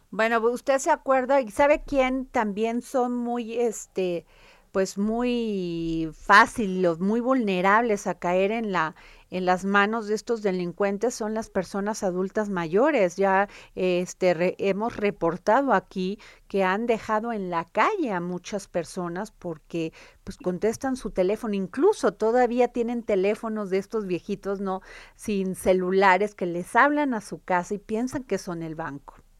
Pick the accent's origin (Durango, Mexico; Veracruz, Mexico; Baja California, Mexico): Veracruz, Mexico; en mi pueblo Veracruz